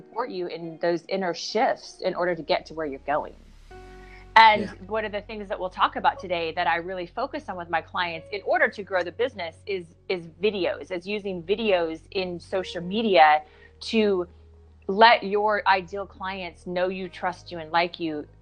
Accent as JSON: {"language": "English", "region": "the Midwest in Kansas and Oklahoma", "country": "United States", "tie": "born or raised there", "moved": "yes", "lives_now": "Santa Monica, United States", "said": "I grew up in the Midwest in Kansas and Oklahoma."}